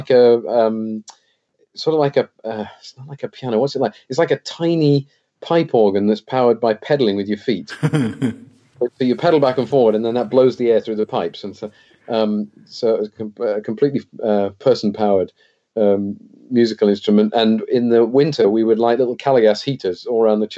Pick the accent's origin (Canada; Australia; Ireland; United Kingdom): United Kingdom; England; accent: English; moved away as an adult; also born or lived in Wales / Colorado; this accent I've got is a very English accent because a lot of my childhood was spent in England.